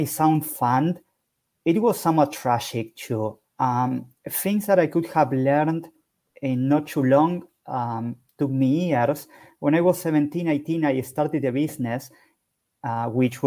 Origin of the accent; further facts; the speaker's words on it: Buenos Aires, Argentina; I am from Buenos Aires, Argentina